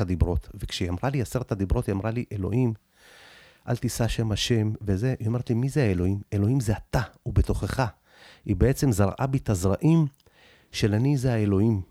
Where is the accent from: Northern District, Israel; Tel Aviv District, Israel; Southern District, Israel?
Tel Aviv District, Israel; Tel Aviv; also born or lived in Soviet Union; עליתי מברית המועצות, שהייתי בגיל מאוד צעיר, בגיל שנתיים-שלוש. גרנו במקום הכי נמוך בדרום תל אביב